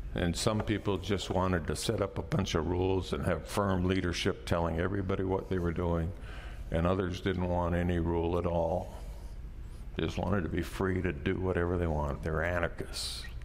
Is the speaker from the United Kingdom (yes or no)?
no; Canada; I'm a Canadian raised in the Western world